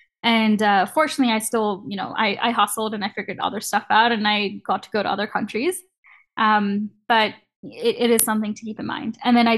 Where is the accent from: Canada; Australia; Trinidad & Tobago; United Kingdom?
Canada; getting a visa to work at a company in the US as a Canadian student is really, really hard